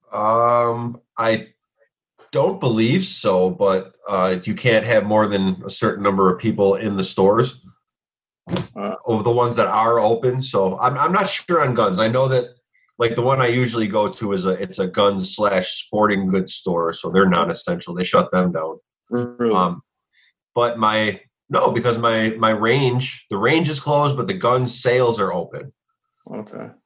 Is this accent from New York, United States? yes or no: yes; New York, United States; I don't know if you ever been to Michigan, but growing up in New York, New York's huge hunting.